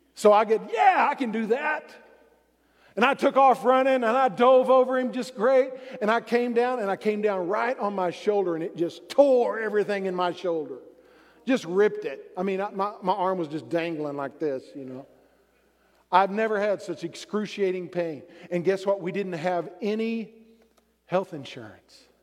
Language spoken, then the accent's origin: English; Texas, United States; I like the Cowboys because I grew up in Texas.